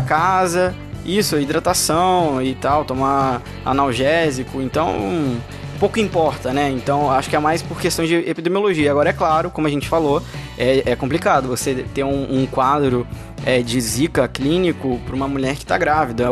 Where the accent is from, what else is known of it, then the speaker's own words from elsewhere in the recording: Rio de Janeiro, Brazil; sou do Rio